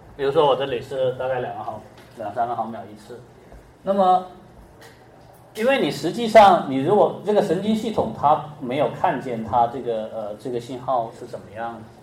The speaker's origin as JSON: {"language": "Chinese", "country": "China", "said": "像我们中国人，他有四声"}